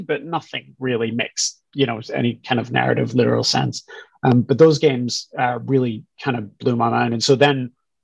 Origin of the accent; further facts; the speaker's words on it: Scotland, United Kingdom; moved away as an adult; I grew up in Scotland, went to school there as well, spent the first part of my career there